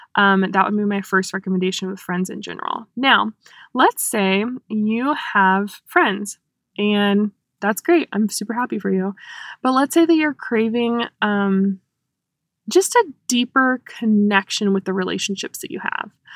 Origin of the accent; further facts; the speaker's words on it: Cary, North Carolina, United States; now in Hickory, United States; I'm from Cary, North Carolina originally. I currently live in Hickory, North Carolina.